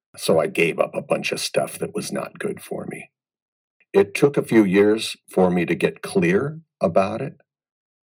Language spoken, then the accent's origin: English; Des Moines, Iowa, United States; now in Las Vegas, United States; I grew up in Des Moines, Iowa. So I'm a Midwest boy.